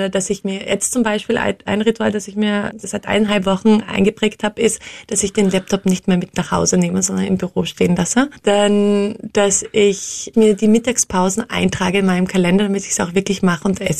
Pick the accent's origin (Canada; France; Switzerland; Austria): Austria; als Österreicherin ist es eigentlich etwas, was selten vorkommt, ähm, dass die Österreicher nach Deutschland gehen um dort zu studieren.